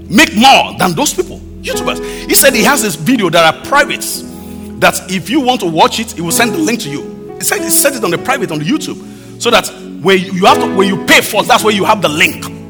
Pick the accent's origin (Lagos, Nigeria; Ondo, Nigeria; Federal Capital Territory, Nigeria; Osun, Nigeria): Ondo, Nigeria; Akure; my hometown, even in, my, in Akure, you know, very rural area.